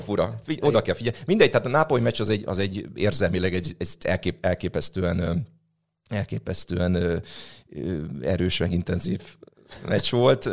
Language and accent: Hungarian; Nyíregyháza, Szabolcs-Szatmár-Bereg, Hungary; én nyíregyházi vagyok